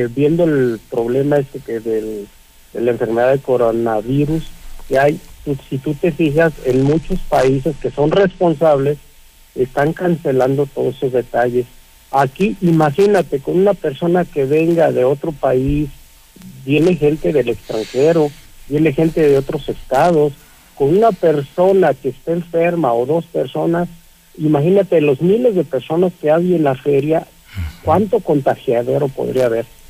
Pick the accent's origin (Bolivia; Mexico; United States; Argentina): Mexico; Aguascalientes; yo soy de aquí de Aguascalientes, tengo 58 años